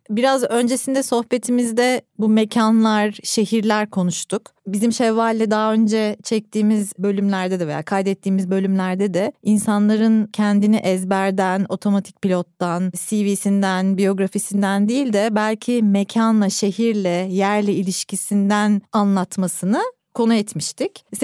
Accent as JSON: {"language": "Turkish", "region": "Adana", "country": "Turkey", "moved": "as an adult", "lives_now": "Istanbul, Turkey", "said": "Adanalıyım tabii."}